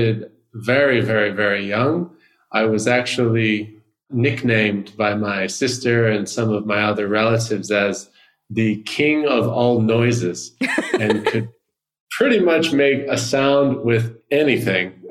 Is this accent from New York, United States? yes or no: yes; New York, United States; growing up in the United States, I'm originally from New York